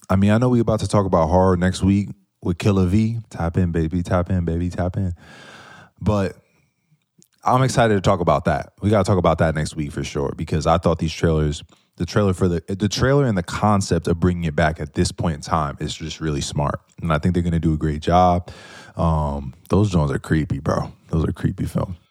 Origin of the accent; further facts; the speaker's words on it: New York, United States; I'm from New York